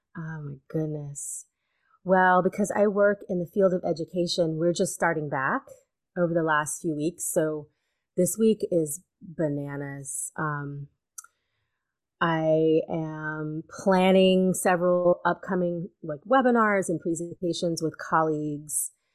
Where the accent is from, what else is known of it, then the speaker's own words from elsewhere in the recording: Louisiana, United States; moved away as an adult; also born or lived in Alabama; I grew up in Louisiana, and when I graduated high school, I couldn't leave fast enough